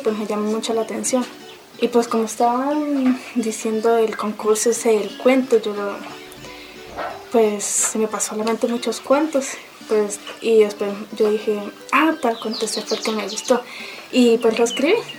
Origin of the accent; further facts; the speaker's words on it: Charalá, Santander, Colombia; now in Riachuelo, Colombia; soy de Charalá, pero vivo acá en el centro de Riachuelo